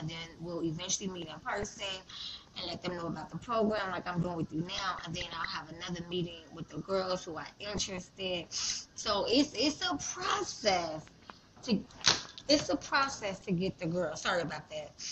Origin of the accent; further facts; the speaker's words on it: Chicago, Illinois, United States; Chicago, my hometown